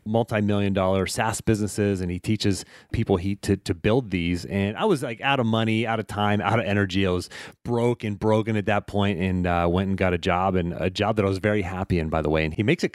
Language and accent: English; Pittsburgh, Pennsylvania, United States; I called it pop growing up too, by the way. So I'm from Pittsburgh